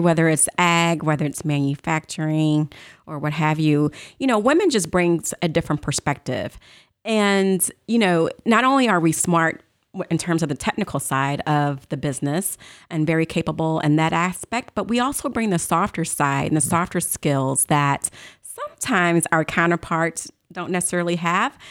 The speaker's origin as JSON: {"language": "English", "town": "St. Louis", "region": "Missouri", "country": "United States", "tie": "born or raised there", "said": "I was born and raised in St. Louis"}